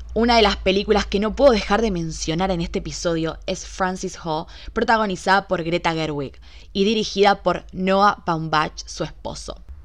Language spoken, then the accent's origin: Spanish; Buenos Aires, Argentina; yo nací en la ciudad de Buenos Aires, en Argentina, soy porteña al 100%